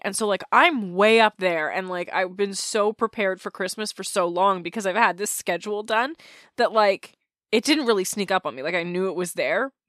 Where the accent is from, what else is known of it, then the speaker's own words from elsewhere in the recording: Canada; As a Canadian